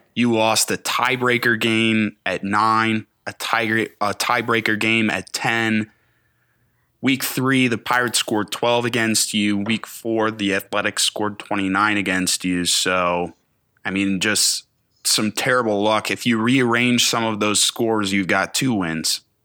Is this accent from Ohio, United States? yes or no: yes; Cleveland, Ohio, United States; I grew up in Cleveland area as an Indians fan.